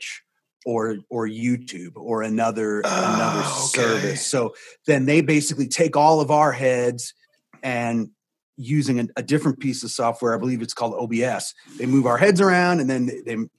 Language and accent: English; Virginia, United States; now in Los Angeles, United States; I grew up in Virginia was very similar to where you live now.